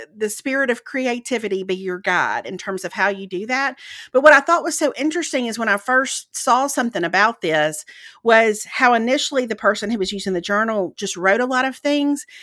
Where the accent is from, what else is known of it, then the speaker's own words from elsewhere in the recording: Mississippi, United States; moved away; growing up in Mississippi